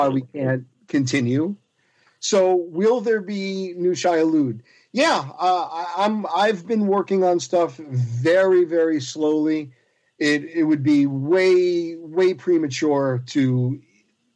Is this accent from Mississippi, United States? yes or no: no; South Florida, United States; also born or lived in Long Island, New York / Poughkeepsie, New York; now in New Jersey, United States; I was born on Long Island, lived there until I was five, grew up in South Florida, which is where I consider really my home, because I spent most of my formative year, all of my formative years there